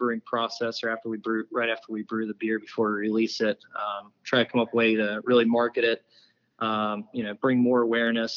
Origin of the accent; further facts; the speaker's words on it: Huntington, West Virginia, United States; I'm from Huntington. Went to Huntington High, grew up here my whole life